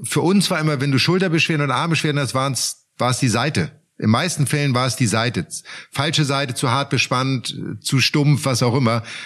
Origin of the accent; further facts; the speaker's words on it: Germany; bei uns in Deutschland